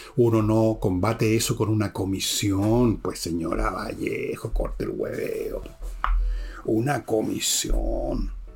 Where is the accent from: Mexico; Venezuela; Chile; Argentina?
Chile; yo me siento chileno de origen francés, alemán, italiano y un montón de weas más